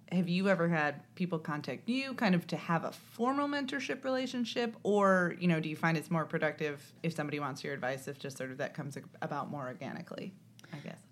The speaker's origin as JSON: {"language": "English", "region": "Indiana", "country": "United States", "said": "I'm from Indiana"}